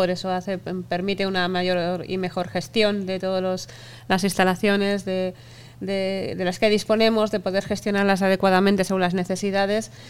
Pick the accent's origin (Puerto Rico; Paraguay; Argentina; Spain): Spain; tiene mucho que ver con los protestones que somos todos los españoles y españolas